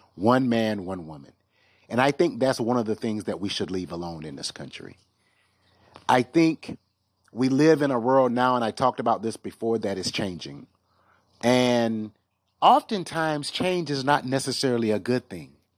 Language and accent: English; the South, United States; I'm a Southern guy